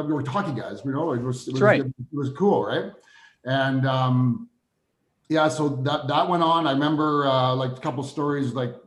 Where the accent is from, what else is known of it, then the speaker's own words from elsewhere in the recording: Spruce Grove, Alberta, Canada; we're both from Spruce Grove